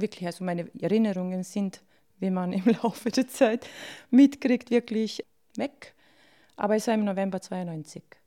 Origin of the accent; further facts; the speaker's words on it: Bosnia & Herzegovina; now in Austria; ich bin in Bosnien geboren, ja, und es ist wo die Heimat und alles